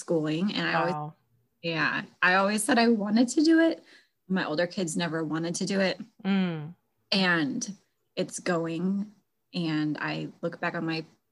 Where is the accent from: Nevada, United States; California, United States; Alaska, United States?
Alaska, United States; moved away as an adult; also born or lived in Florida / Idaho; My husband and I are originally born and raised in Alaska.